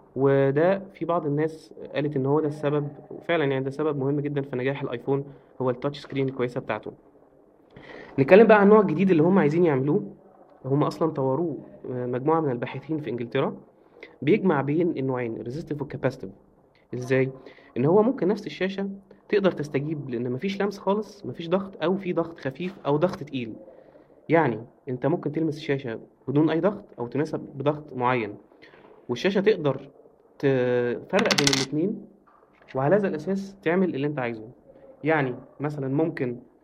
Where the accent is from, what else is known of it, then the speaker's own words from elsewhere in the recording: Alexandria Governorate, Egypt; انا اسكندراني